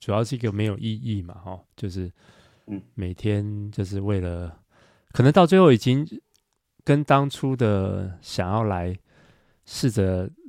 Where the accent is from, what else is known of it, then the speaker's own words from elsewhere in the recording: Taiwan; now in Shanghai, China; 对，而且我我是在上海，我也是台湾人，就是跟他们的文化又很格格不入。